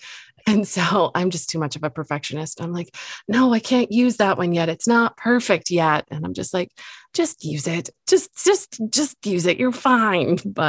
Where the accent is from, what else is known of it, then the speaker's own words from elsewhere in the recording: England, United Kingdom; I swear we're both English, but I do not understand what's happening.